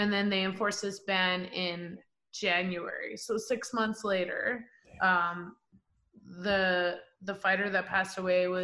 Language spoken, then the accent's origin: English; Canada; I'm a Canadian